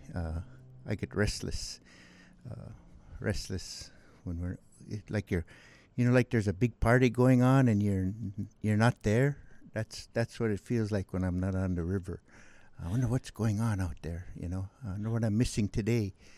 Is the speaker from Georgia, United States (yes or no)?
no; Bethel, Alaska, United States; also born or lived in Kalskag, Alaska; I grew up here on the Kuskokwim, uh, mostly in Bethel. I had all my school and schooling in Bethel